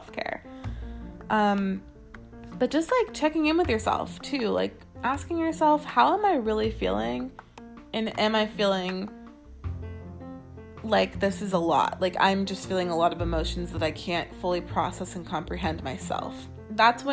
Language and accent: English; California, United States; I am from California.